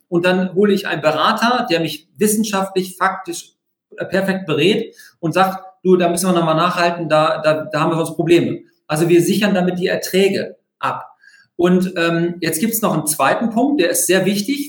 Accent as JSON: {"language": "German", "area": "near Hanover", "region": "Lower Saxony", "country": "Germany", "said": "ich komme aus der Nähe von Hannover"}